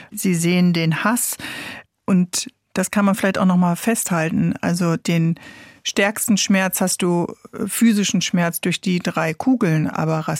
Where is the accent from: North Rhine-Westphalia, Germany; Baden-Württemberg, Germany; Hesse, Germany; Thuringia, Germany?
Hesse, Germany; Hanau; Kindheit von der Familie aufgewachsen in Hanau, in der Kesselstadt, in einem Hochhaus mit Nachbarn aus ganz, ganz äh, vielen Ländern